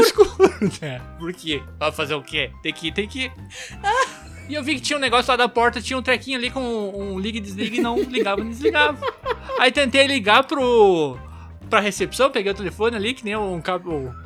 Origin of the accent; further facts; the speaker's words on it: Venâncio Aires, Rio Grande do Sul, Brazil; eu sou, eu sou do interior do Rio Grande do Sul, Venâncio Aires